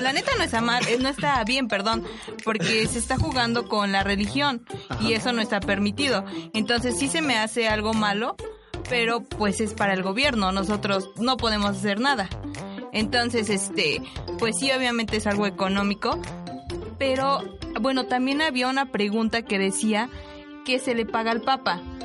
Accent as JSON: {"language": "Spanish", "country": "Mexico", "said": "nuestra fe como mexicanos"}